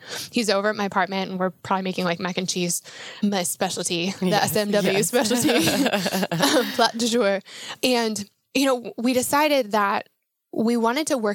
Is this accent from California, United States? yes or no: no; Denver, Colorado, United States; moved away as an adult; also born or lived in north of Atlanta, Georgia; I am from Denver, Colorado originally